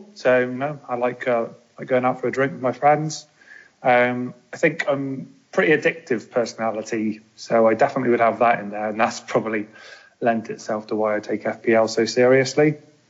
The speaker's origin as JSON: {"language": "English", "town": "Bristol", "region": "South West England", "country": "United Kingdom", "tie": "born or raised there", "also_born_or_lived": "London / Cardiff", "said": "I was born just outside of London, then moved down to the West Country, which is where I live. So I live in Bristol. Studied in Cardiff, though, lived there for a few years, and then returned to Bristol."}